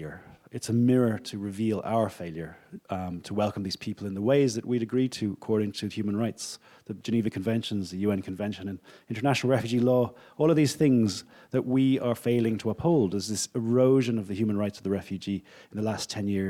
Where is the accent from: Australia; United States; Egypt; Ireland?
Ireland; I'm Irish.